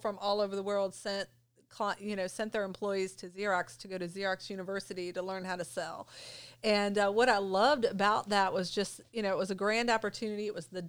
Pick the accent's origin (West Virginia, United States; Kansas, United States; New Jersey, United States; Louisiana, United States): West Virginia, United States; Jefferson County; now in Berkeley County, West Virginia, United States; I grew up in Jefferson County, though. So Berkeley County was like a tough move to kind of move over here.